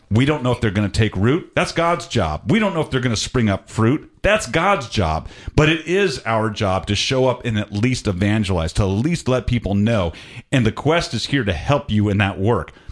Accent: Atlanta, Georgia, United States; I'm originally from Atlanta and I moved around all over the place.

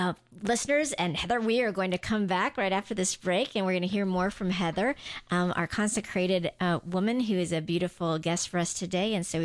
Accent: Guam; now in Nashville, United States; I remember when I went off to college, you guys might remember that I grew up on Guam. Guam is 98% Catholic, like every village has a patron saint.

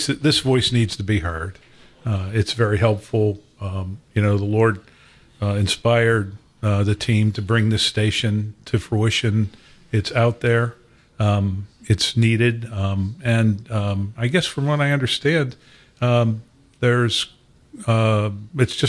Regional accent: Pittsburgh, Pennsylvania, United States; also born or lived in Racine, Wisconsin; I was born in Wisconsin. My family moved to Pittsburgh. I'm one of seven children

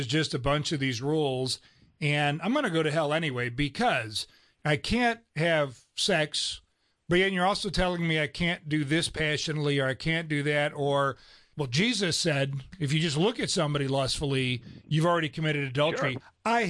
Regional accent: Cleveland, Ohio, United States; especially from the North. I'm from Cleveland, Ohio.

